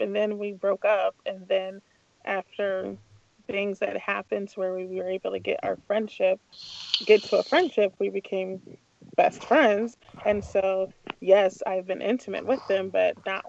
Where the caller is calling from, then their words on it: St. Louis, Missouri, United States; in St. Louis.